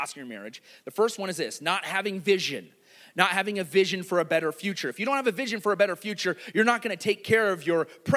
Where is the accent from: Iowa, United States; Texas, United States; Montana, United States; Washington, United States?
Iowa, United States; I grew up in Iowa